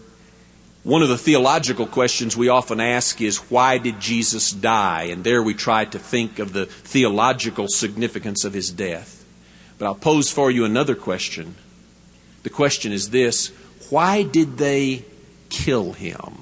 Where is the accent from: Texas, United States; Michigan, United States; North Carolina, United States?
Texas, United States; West; I am a Texan and a West Texan, I do not think of myself as a Southerner as much as I think of myself as a Westerner